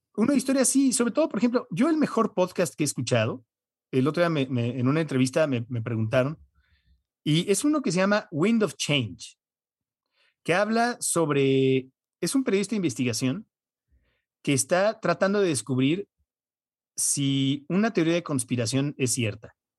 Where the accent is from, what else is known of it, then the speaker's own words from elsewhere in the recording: United States; moved away; yo como crecí en Estados Unidos, veo casi todo en inglés